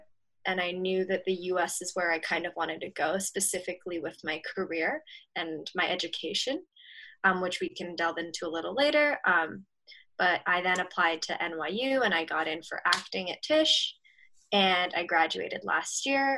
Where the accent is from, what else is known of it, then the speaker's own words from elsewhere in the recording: Hong Kong; moved away as an adult; now in New York, United States; I'm 22 years old at the moment. I grew up in Hong Kong and I'm Japanese. And while I've been there, I was in Hong Kong for 17 years all throughout, from like birth to high school ending.